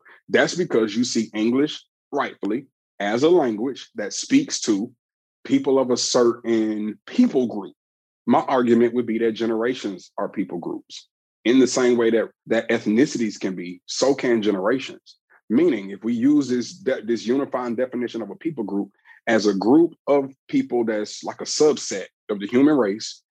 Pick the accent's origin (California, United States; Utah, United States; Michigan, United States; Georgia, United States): Georgia, United States; Atlanta; I'm from the Southeast region of the United States in Atlanta, Georgia